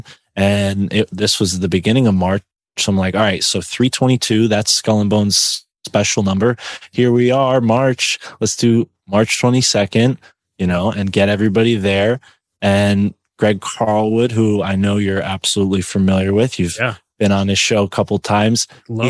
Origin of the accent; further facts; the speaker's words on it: a town near New Haven, Connecticut, United States; I'm not from New Haven. I'm from a town nearby